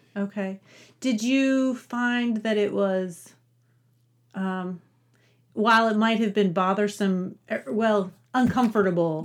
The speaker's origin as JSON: {"language": "English", "region": "West Virginia", "country": "United States", "moved": "yes", "lives_now": "Louisville, United States", "said": "I'm from Appalachia originally. I'm from West Virginia and so I sort of love Appalachian literature just because that's where my roots are."}